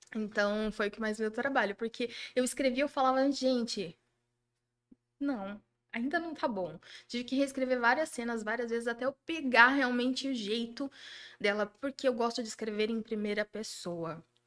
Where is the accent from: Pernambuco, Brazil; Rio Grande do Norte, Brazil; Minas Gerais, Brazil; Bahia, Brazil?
Minas Gerais, Brazil; Juiz de Fora; accent: mineiro; now in Jundiaí, Brazil; Eu sou de Juiz de Fora